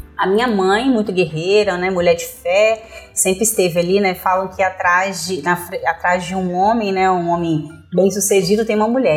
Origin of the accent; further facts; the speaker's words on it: São Mateus, Espírito Santo, Brazil; also born or lived in Vitória / Vila Velha; Nasci em Vitória. Nasci em Vitória. Quando chegamos em São Mateus